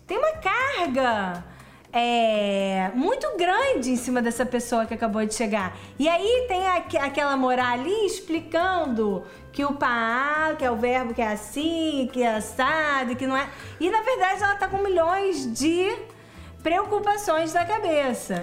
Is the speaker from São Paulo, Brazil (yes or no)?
no; Rio de Janeiro, Brazil; also born or lived in Israel; eu estudei em escola judaica no Brasil, cresci no Rio